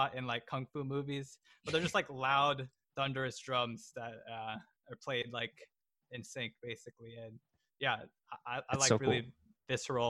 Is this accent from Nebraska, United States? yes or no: no; San Francisco Bay Area, California, United States; I grew up in the San Francisco Bay Area.